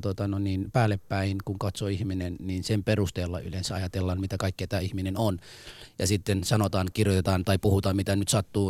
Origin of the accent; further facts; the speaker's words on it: Somalia; now in Helsinki, Finland; mä oon somalialainen